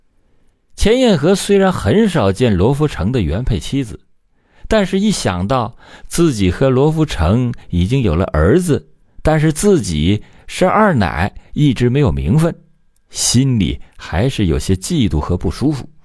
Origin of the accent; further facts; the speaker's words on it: China; 咱们内地